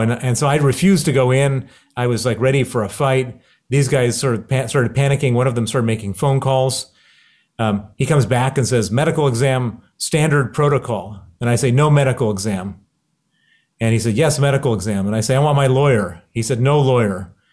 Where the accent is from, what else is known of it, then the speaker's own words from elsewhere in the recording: Chicago, Illinois, United States; accent: American; you can hear my accent. It's American. I grew up in Chicago